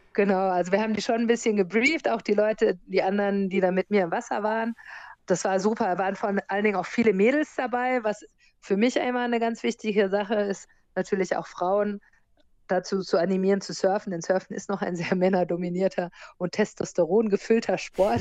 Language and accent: German; Germany; moved away as an adult; also born or lived in United States; now in Fuerteventura, Spain; Ich bin in Amerika geboren und bin in Deutschland aufgewachsen und zur Schule gegangen